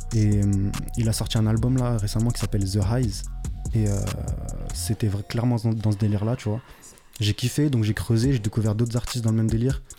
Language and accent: French; France; also born or lived in Paris region; je suis français